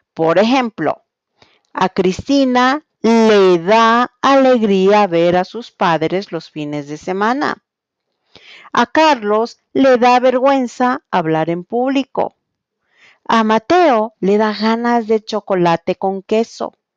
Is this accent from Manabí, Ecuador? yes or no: no; Quito, Pichincha, Ecuador; soy de Quito, Ecuador